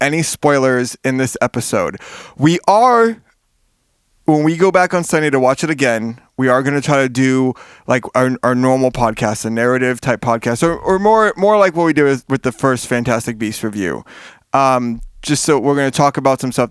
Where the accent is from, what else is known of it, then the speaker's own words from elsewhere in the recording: Miami, Florida, United States; I'm from Miami. We didn't grow up with coats